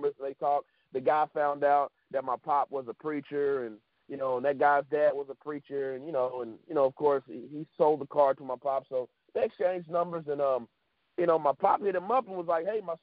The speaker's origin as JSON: {"language": "English", "town": "Florien", "region": "Louisiana", "country": "United States", "tie": "born or raised there", "also_born_or_lived": "Dallas, Texas", "lives_now": "Lake Charles, United States", "said": "I was born in Dallas, Texas. And I was there with my family until about 8 years old. Then we moved to a small village in Louisiana called Florine. I was there for about 10 years"}